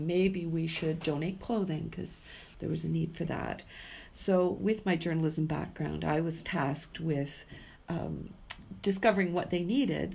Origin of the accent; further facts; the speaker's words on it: Vancouver, British Columbia, Canada; also born or lived in Yellowknife / Saskatchewan / Calgary; finally made my way back home to my hometown of Vancouver